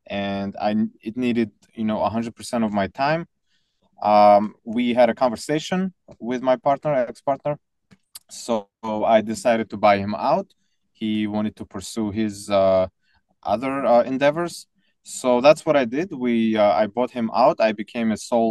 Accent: Tajikistan; moved away; So I was born in Soviet Union, but 2 years later, the country collapsed into 15 different countries. So the one that I lived in was called Tajikistan

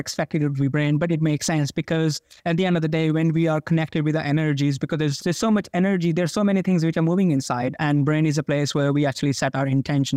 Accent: India; I come from India

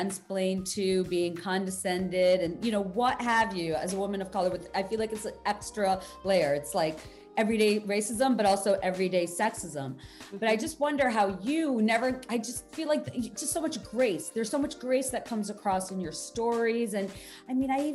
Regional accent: Bangladesh; moved away; I grew up in Bangladesh kind of watching American legal dramas.

